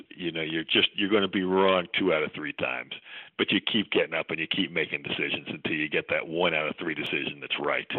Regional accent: West Virginia, United States; I grew up in West Virginia, so I'm just totally biased and have a great pride, colloquial pride in being from West Virginia

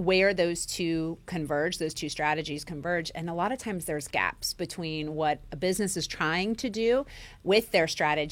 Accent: Centerville, Ohio, United States; now in West Virginia, United States; I grew up in Ohio, Centerville, Ohio

